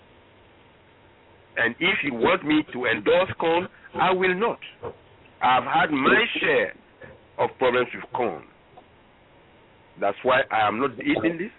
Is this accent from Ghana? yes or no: yes; Ghana; now in United States; I am from Ghana originally, West Africa.